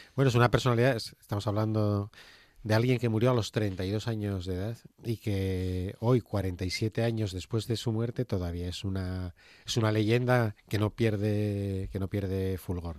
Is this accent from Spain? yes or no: yes; Gijón, Asturias, Spain; Somos de Gijón.